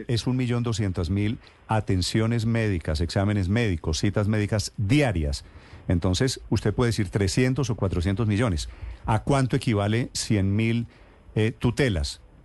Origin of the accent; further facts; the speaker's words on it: Colombia; como colombiano